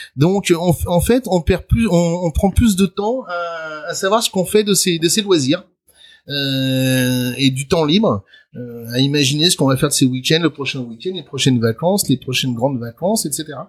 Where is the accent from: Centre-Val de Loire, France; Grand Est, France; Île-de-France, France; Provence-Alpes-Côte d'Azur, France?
Île-de-France, France; Le Pré-Saint-Gervais; moved away; also born or lived in Paris; j'ai grandi euh, dans le 93, le 9-3 comme on dit maintenant euh, au Pré Saint-Gervais plus précisément